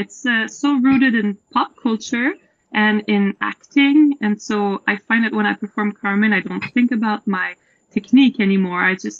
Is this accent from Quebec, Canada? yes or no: yes; Montreal, Quebec, Canada; So I'm from the east of Montreal, Pétroville, T-Town for the intimates. But I currently live in the village with it